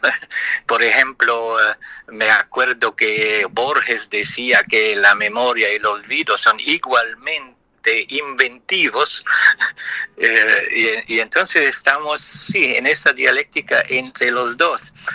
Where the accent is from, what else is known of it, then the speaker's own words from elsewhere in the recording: Luxembourg; first language Italian; Spanish is a second language; moved away as an adult; also born or lived in France; Yo soy de lengua materna italiana, pero nací en Luxemburgo